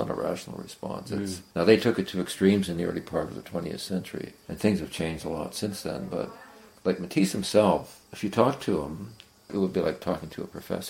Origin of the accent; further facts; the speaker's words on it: Canada; also born or lived in Iowa; as a Canadian